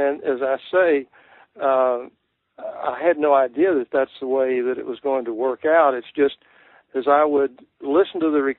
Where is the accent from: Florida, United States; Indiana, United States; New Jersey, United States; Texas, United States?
Texas, United States; It's really about growing up in Texas, which really appealed to me because, of course, being a native myself, and in my own writing, I have always wanted to write about my part of the country, the people.